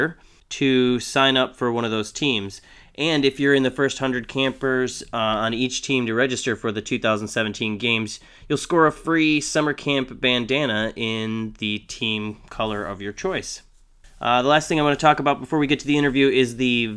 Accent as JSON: {"language": "English", "town": "Chicago", "region": "Illinois", "country": "United States", "said": "I'm from Chicago, so I get to say Jano"}